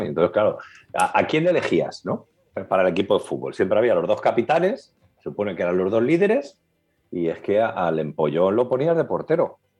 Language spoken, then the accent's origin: Spanish; Madrid, Community of Madrid, Spain; moved away; also born or lived in Catalonia; Cuando llegamos a Cataluña, los de Madrid